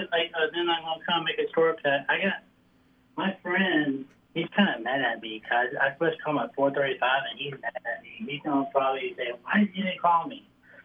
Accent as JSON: {"language": "English", "region": "Michigan", "country": "United States", "said": "I was born from Michigan."}